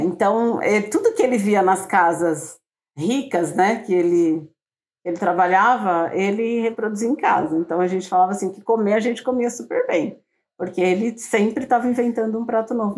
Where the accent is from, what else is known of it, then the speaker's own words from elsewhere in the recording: São Paulo, Brazil; uma mulher negra de periferia, né? Que nasci em São Paulo